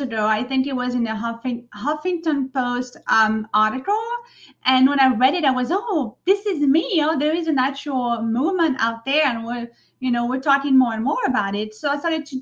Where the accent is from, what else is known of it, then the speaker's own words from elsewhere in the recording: Provence-Alpes-Côte d'Azur, France; English is a second language; moved away as an adult; now in New York City, United States; I grew up in France